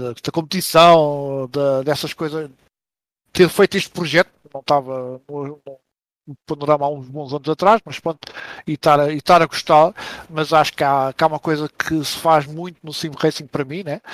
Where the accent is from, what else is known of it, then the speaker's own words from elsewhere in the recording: Mafra, Lisbon, Portugal; eu também sou de Mafra